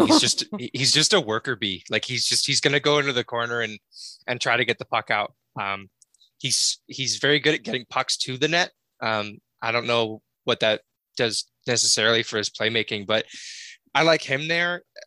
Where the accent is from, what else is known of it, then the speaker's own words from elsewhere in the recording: Connecticut, United States; I'm from Connecticut